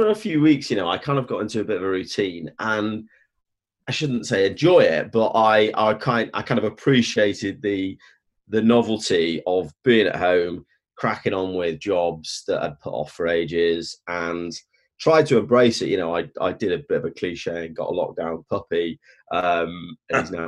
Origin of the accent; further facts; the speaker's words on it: Stoke-on-Trent, West Midlands, United Kingdom; moved away as an adult; I grew up in Stoke-on-Trent in the early 80s